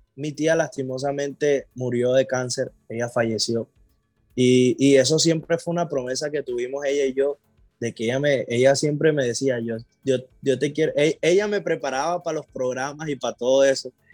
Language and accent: Spanish; Colombia; yo soy de Colombia, pero yo vengo de una ciudad que en Colombia es de, de mucha alegría